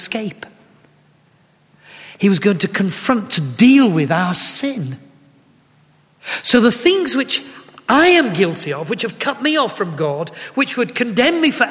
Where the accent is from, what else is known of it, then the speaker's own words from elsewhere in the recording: Yorkshire and the Humber, United Kingdom; as bluntly as a Yorkshireman can